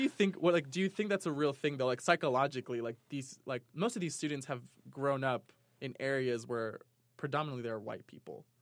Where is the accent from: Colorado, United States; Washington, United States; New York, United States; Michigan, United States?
New York, United States; moved away as an adult; now in Provo, United States; Growing up in New York, I, I, they were, they were every types of people like